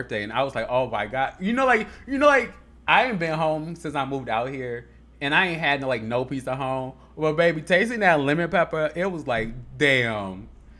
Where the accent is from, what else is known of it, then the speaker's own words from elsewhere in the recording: Chicago, Illinois, United States; Like, growing up in Chicago is so different than anywhere else.